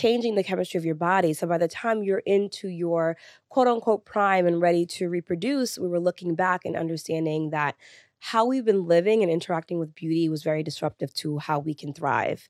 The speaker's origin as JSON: {"language": "English", "town": "New York City", "region": "New York", "country": "United States", "tie": "born or raised there", "said": "I'm first generation Sunni Lee's American, born and raised in New York City"}